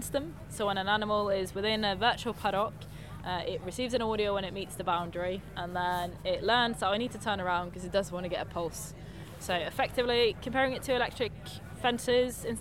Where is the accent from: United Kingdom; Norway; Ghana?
Norway; moved away; I work for Nafence UK and I am from Norway.